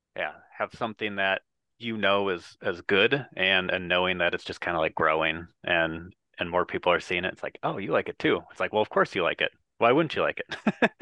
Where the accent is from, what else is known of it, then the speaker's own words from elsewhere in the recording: Wisconsin, United States; I am from Wisconsin